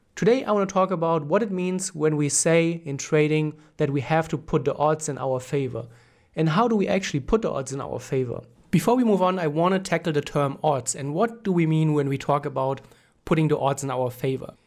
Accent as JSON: {"language": "English", "country": "Germany", "said": "I'm from Germany"}